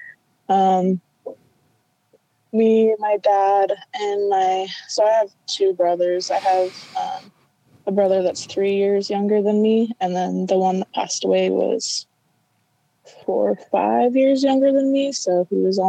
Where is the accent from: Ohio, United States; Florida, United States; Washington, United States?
Washington, United States; Vancouver; we grew up in Vancouver, Washington, and just like a small like suburb kind of area